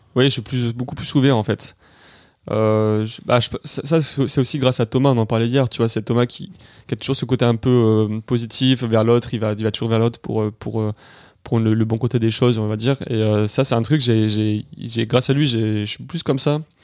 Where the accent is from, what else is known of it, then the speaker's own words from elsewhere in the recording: Nice, Provence-Alpes-Côte d'Azur, France; je suis niçois